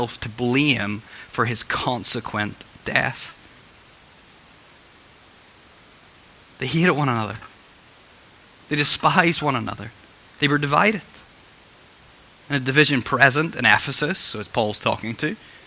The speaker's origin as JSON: {"language": "English", "region": "Northern Ireland", "country": "United Kingdom", "said": "I'm from Northern Ireland"}